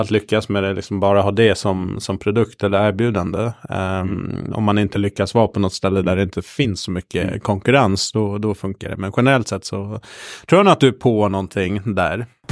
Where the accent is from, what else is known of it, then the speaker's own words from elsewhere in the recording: Gotland, Sweden; Jag är uppvuxen på Gotland